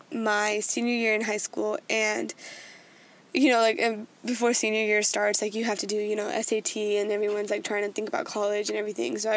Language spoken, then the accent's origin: English; India; Being Indian and being the kind of person I am, I always want to do my level best.